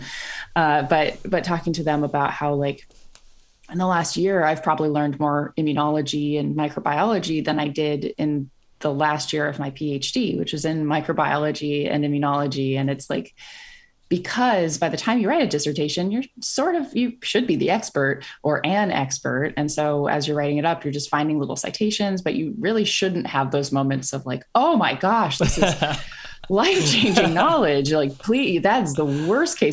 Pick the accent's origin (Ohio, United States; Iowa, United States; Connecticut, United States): Iowa, United States; moved away as an adult; also born or lived in North Carolina; now in San Francisco, United States; I grew up in Iowa and then I went to North Carolina for grad school